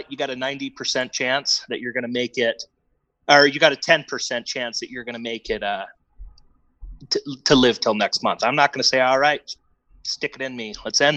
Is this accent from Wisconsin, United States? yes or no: yes; Wisconsin, United States; I grew up in Wisconsin.